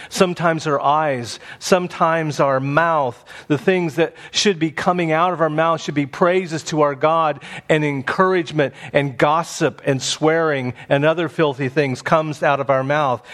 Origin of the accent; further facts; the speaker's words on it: Indiana, United States; Growing up in Indiana, there was a state park near our home called Turkey Run.